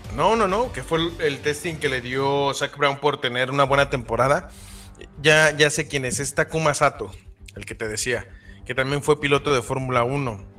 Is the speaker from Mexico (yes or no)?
yes; Mexico; como mexicanos